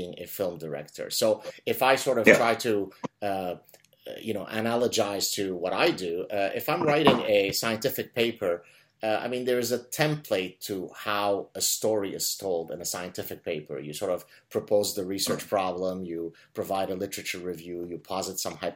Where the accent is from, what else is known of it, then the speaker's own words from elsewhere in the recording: Lebanon; English is a second language; now in Montreal, Canada; when I was growing up in Lebanon and I didn't speak really English